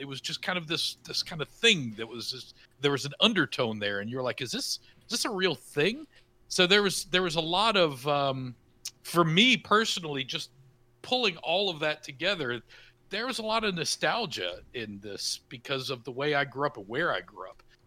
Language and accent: English; the South, United States; I grew up in the South, kind of the, in the middle of nowhere in the South